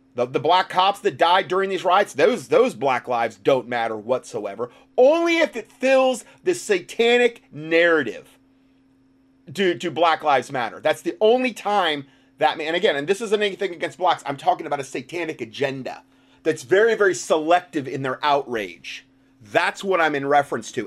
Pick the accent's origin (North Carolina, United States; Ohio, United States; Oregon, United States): North Carolina, United States; my hometown